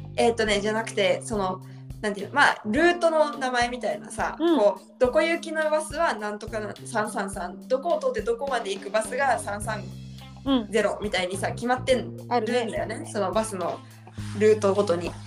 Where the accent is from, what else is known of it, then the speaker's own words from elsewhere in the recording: Tokyo, Japan; moved away as an adult; now in Brazil; 私東京から来ましたって言ったら